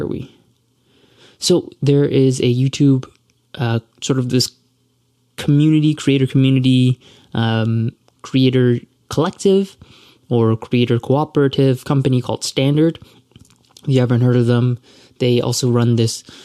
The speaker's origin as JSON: {"language": "English", "town": "Toronto", "region": "Ontario", "country": "Canada", "said": "I'm from Toronto and I'm Canadian"}